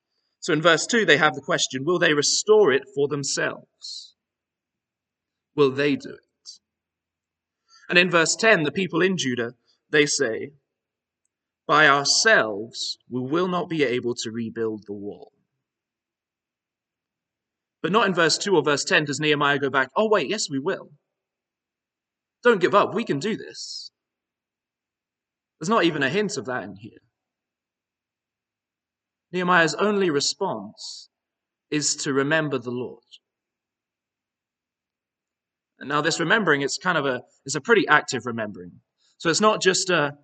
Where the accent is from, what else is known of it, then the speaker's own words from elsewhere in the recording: Northern Ireland, United Kingdom; now in Aberdeen, United Kingdom; I did a decent bit of my growing up in Northern Ireland.